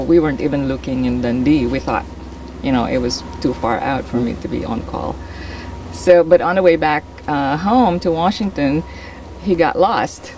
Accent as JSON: {"language": "English", "country": "Philippines", "also_born_or_lived": "Saudi Arabia", "moved": "as an adult", "lives_now": "Oregon, United States", "said": "I'm originally from the Philippines"}